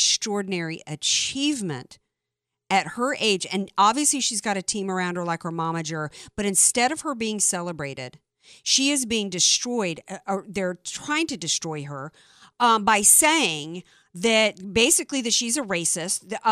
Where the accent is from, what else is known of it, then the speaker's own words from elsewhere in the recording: the South, United States; moved away; I grew up in the South.